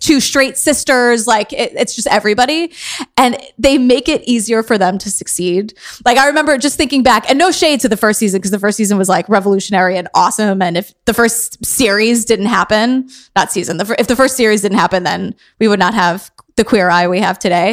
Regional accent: New York City, New York, United States; I am from Queens

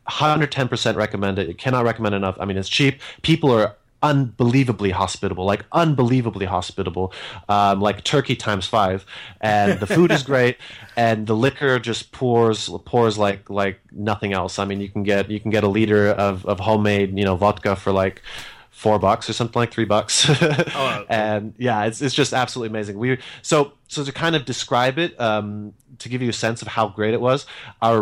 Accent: United States; moved away as an adult; now in Germany; I'm an American who was regrettably so, although my parents were Slovakian and Czechoslovakian. And so now I've been living in Germany for the last 18 months.

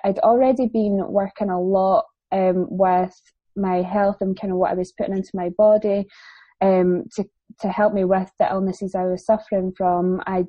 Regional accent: England, United Kingdom; I've got family down there, and I am actually English, not that anybody ever believes me.

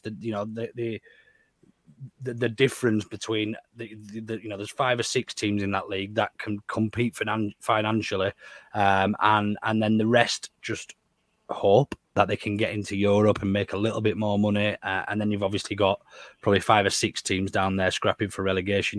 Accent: Yorkshire and the Humber, United Kingdom; We're made different in West Yorkshire

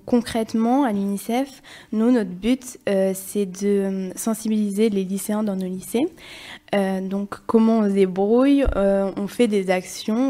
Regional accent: Limoges, Nouvelle-Aquitaine, France; moi je viens de Limoges

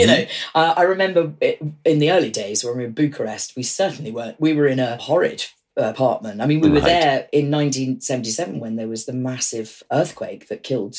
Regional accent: United Kingdom; I'm a Brit, not an American.

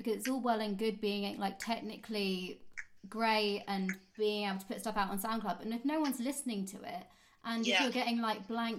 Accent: Kent, South East England, United Kingdom; moved away as an adult; now in London, United Kingdom; And I had moved to London from Kent, because I'm from Kent

